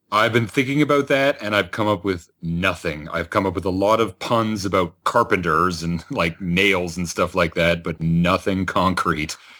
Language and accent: English; Georgetown, Ontario, Canada; My hometown at Georgetown in Ontario